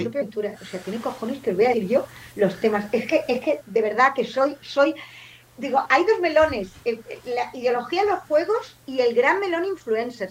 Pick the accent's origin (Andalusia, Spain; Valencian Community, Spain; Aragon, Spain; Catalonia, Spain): Catalonia, Spain; Barcelona; yo soy de Sans